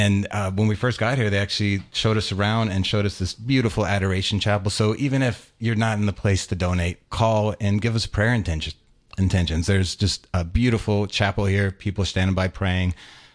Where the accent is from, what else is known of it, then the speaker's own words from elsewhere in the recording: Louisiana, United States; moved away; We're both from Louisiana. We met at LSU.